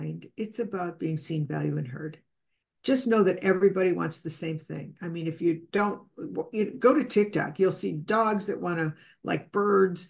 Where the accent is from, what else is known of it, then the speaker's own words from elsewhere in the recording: Chicago, Illinois, United States; I'm from Chicago